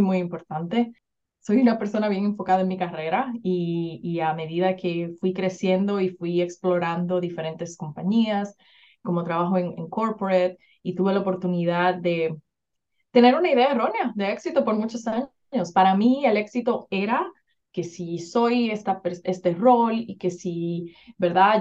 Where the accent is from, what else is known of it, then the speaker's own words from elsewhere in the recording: Dominican Republic; moved away as an adult; now in United States; Soy originalmente de República Dominicana, que es una isla en el Caribe, pero siento que cada vez que digo que soy de República Dominicana, todo el mundo piensa que la playa y que, ¿verdad? Y que el super ambiente, pero la verdad es que no, mi, mi niñez fue una niñez bien, bien difícil y actually crecí allá